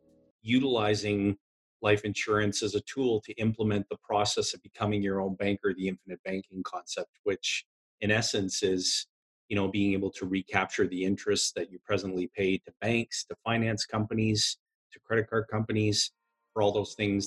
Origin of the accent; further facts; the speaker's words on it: Timmins, Ontario, Canada; I was born and raised in Timmins, Ontario, which is a small mining and forestry community